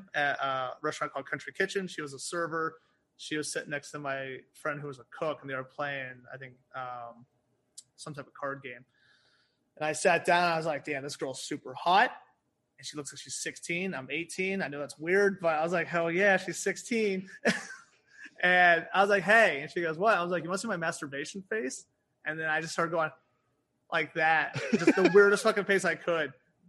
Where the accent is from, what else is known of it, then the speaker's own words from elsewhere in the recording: United Kingdom; born there; because I was born in the United Kingdom. So my dad was military.